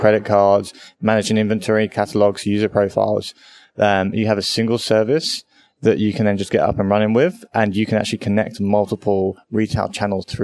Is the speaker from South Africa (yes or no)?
no; United Kingdom; moved away as an adult; now in Australia; I am a British person living in Australia. I've been here 2 years